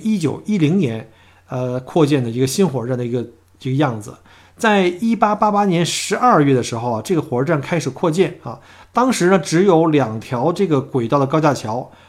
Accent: Melbourne, Victoria, Australia; 所以呢，一直到现在呢，“Mimi under the clocks” 都是我们墨尔本人的一个特别的一个约会的一个用语啊。

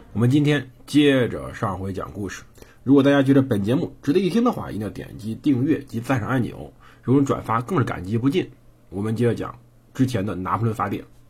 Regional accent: Henan, China; accent: Henan local accent; 我口音其实也挺重的，就是我们河南本地有时候会露出来一些本地口音，这很正常。我的普通话不是很标准

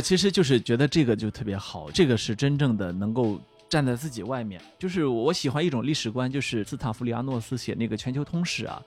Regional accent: Weifang, Shandong, China; moved away; 我们小时候，我们家乡是那种 你知道风筝之都啊？潍坊啊

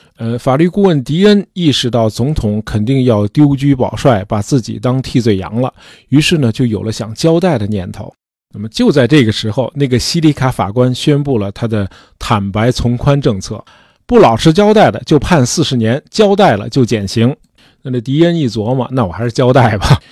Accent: China; 尼克松应该是我们中国人最熟悉的外国政要了啊

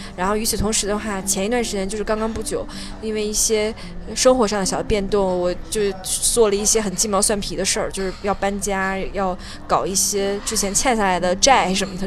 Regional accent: Hebei, China; now in Beijing, China; 我是河北，我是河北人

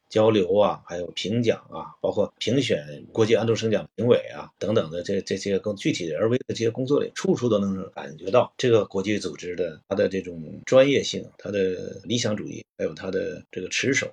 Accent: Northeast China, China; 我是东北人

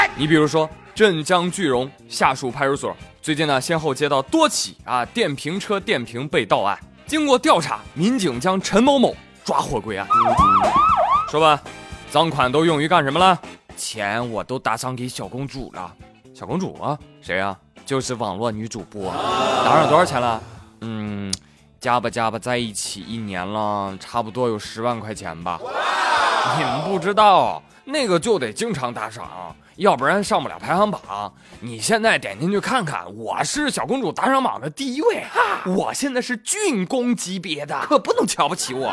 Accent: China; 我们中国人

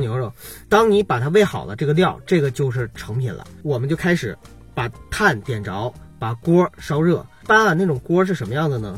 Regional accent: Qiqihar, Heilongjiang, China; now in Beijing, China; 在我们七十二的每一个家庭

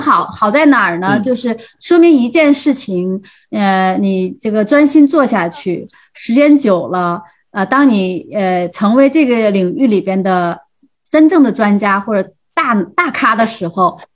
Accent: Heilongjiang, China; 他是来自吉林省，我是来自黑龙江嘛。

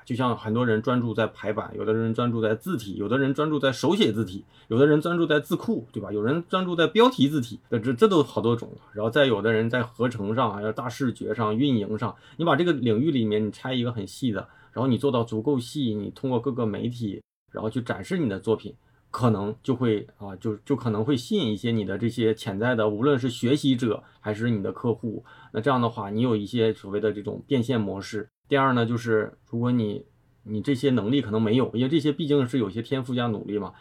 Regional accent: Dandong, Liaoning, China; 因为我俩都是，就是一个城市的，就是辽宁丹东人

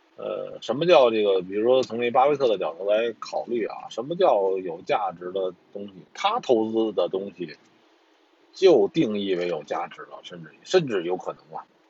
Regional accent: China; 我们中国人

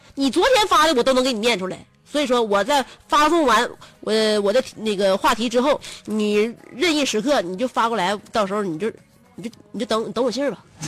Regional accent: Northeast China, China; 真是让我们东北人就是没有办法选择。

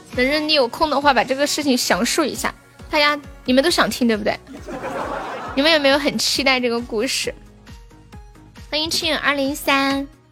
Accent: Sichuan, China; 我是四川人

